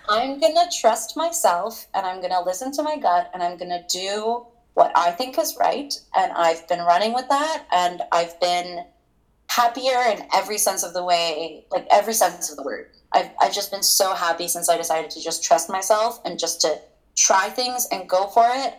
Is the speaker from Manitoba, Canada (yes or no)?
no; Toronto, Ontario, Canada; moved away as an adult; now in Vancouver, Canada; I am originally from Toronto